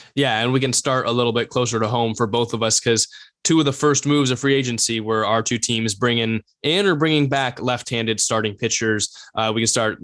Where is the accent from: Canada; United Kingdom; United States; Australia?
United States; Bay Area, California; we're from the Bay Area